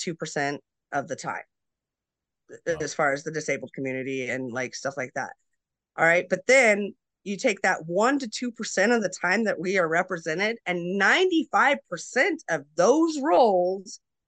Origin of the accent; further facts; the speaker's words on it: Alaska, United States; also born or lived in Colorado / Montana; we were really big hiking growing up in Alaska and Colorado and Montana and all these places that have, you know, hiking.